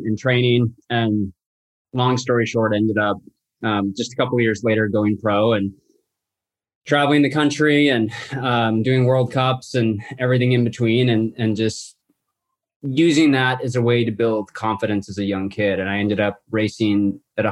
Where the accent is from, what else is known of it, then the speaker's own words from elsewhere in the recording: Salt Lake City, Utah, United States; now in Santa Barbara, United States; I live in Santa Barbara, California currently. I was born and raised in Salt Lake City, Utah.